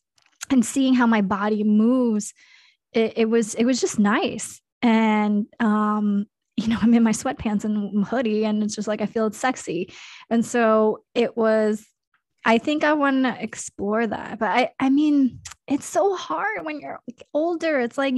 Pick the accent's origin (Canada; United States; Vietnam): United States; Kansas; born there; I mean, I was born in Kansas, so there is some country in me.